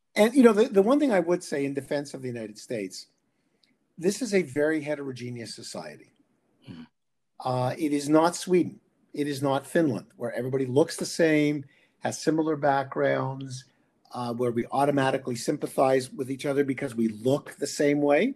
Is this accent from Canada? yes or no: yes; Canada; I'm a Canadian, or I'm both actually